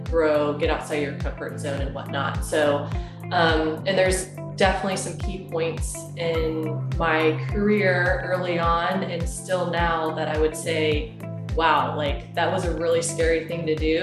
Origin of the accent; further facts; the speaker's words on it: Oklahoma, United States; moved away as an adult; also born or lived in Beijing, China; now in Seattle, United States; I'm actually from Oklahoma, of all places. Grew up in Oklahoma, went to Oklahoma State University